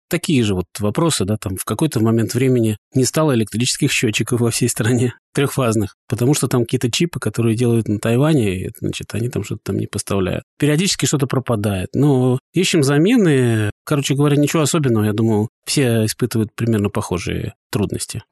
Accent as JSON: {"language": "Russian", "region": "Saint Petersburg", "country": "Russia", "tie": "born or raised there", "also_born_or_lived": "Vyborg area, Leningrad Oblast", "moved": "as an adult", "lives_now": "Vyborg, Russia", "said": "мы родились, выросли в Петербурге, не собирались никуда переезжать. И вот так получилось, что теперь мы живем под Выборгом"}